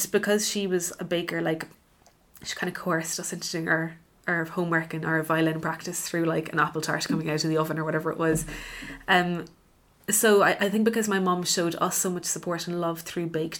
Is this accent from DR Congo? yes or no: no; Cork, Munster, Ireland; moved away; also born or lived in London; I'm from Cork